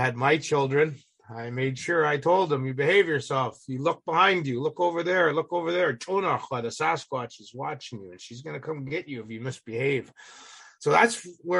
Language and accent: English; Alert Bay, British Columbia, Canada; now in United States; I was born and raised in Alert Bay